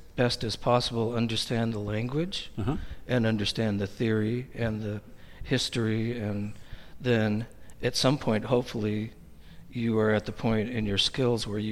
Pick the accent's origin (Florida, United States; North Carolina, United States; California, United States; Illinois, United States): California, United States; the Bay Area; moved away as an adult; also born or lived in Texas; now in Portland, United States; I grew up in the Bay Area